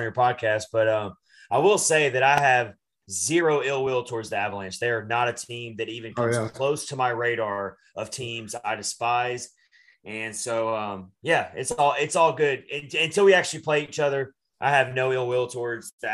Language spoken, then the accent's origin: English; Nashville, Tennessee, United States; I'm from Nashville.